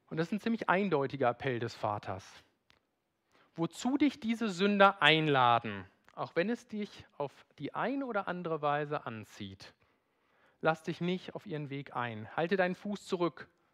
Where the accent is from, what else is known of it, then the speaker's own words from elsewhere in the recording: Rhineland, Germany; bin Rheinländer